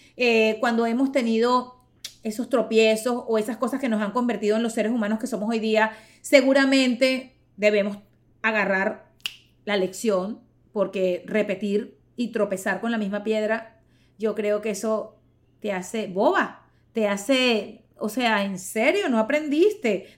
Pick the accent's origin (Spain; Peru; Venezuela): Venezuela; yo soy venezolana